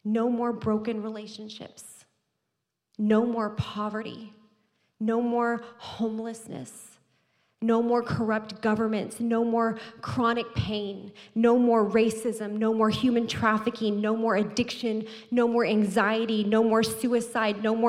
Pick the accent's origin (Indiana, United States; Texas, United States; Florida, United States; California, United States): Texas, United States; moved away; I'm from Texas